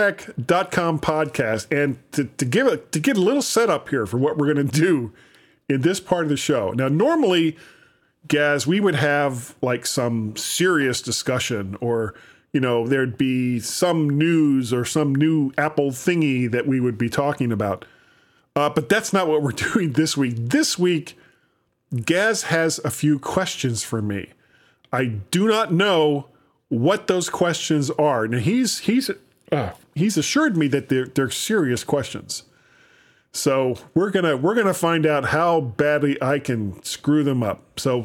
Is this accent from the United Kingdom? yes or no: yes; London, United Kingdom; accent: London; I have a London accent.